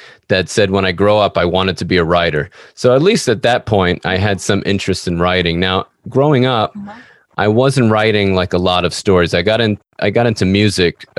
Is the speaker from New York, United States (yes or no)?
yes; New York, United States; I'm an author from New York